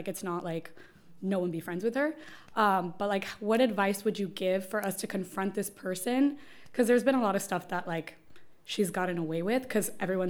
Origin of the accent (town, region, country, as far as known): Miami, Florida, United States; born or raised there